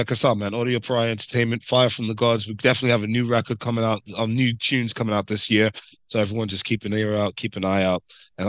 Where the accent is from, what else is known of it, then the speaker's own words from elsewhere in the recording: Jamaica; You know, my folks are Jamaican. I'm Jamaican.